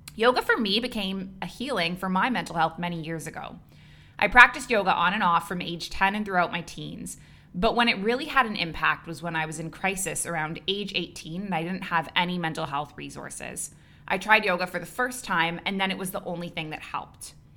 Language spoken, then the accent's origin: English; Canada; moved away as an adult; also born or lived in Dubai / Abu Dhabi; now in Bali, Indonesia; I'm a Canadian who moved across the world at age twenty-three, and I never went back.